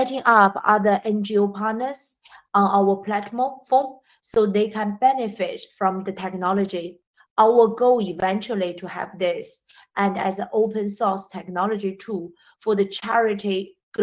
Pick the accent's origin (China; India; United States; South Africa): China; moved away; also born or lived in Britain / Africa; I grew up in China, educated in Britain, and worked in more than 10 years in Africa.